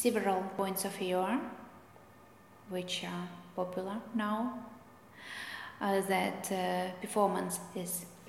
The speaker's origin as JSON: {"language": "English", "country": "Russia", "second_language": "English", "said": "Because I came from Russia, and in Russia the tradition of classical ballet is quite strong."}